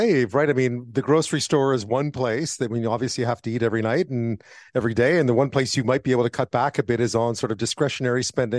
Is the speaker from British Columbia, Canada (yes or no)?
no; Montreal, Quebec, Canada; I grew up in Montreal